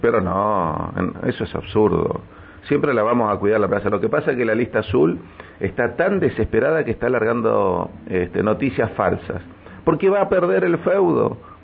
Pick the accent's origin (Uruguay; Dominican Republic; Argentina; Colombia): Argentina; Neuquén; born or raised there